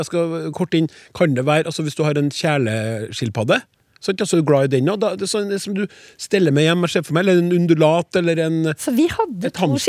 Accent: Innlandet, Norway; I Solør, der jeg kommer fra, sier vi Narne.

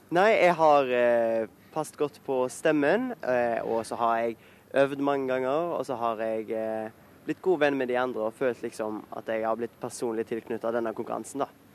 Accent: Haugesund, Rogaland, Norway; en fra Haugesund og Skåredalen, der jeg kommer fra

